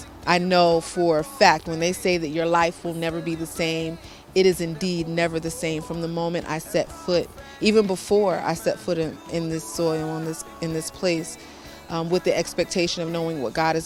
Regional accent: New York City, New York, United States; I'm from New York City, USA

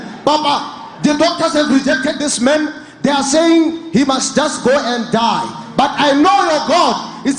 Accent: Botswana; we are from Botswana.

